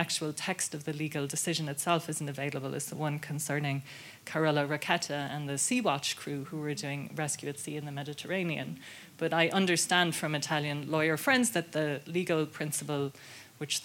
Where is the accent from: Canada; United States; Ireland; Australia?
Ireland; I grew up in Ireland in the 80s